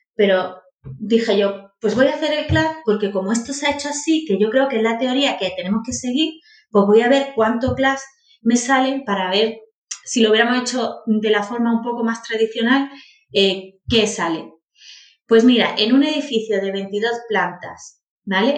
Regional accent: Priego de Córdoba, Andalusia, Spain; moved away as an adult; now in Málaga, Spain; yo soy natural de Priego de Córdoba. Viví allí hasta los dieciocho años, luego me vine y ya soy malagueña

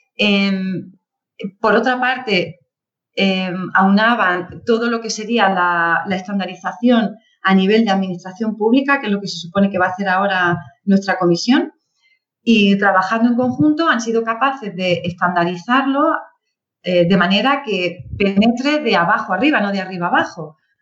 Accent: Andalusia, Spain; moved away as an adult; also born or lived in Granada; now in Madrid, Spain; yo soy andaluza también

